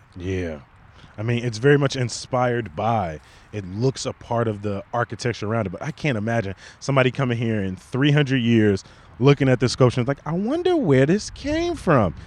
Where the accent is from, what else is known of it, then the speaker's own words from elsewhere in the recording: Chicago, Illinois, United States; born and raised in Chicago